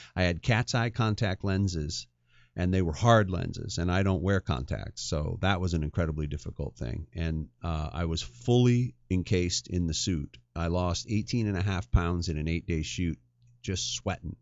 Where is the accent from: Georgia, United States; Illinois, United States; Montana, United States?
Montana, United States; Northwestern; I grew up in a small Northwestern Montana town